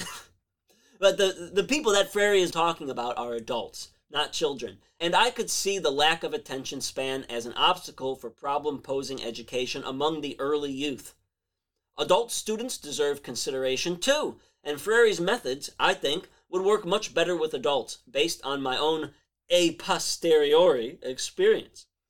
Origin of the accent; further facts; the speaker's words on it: Chicago, Illinois, United States; my hometown of Chicago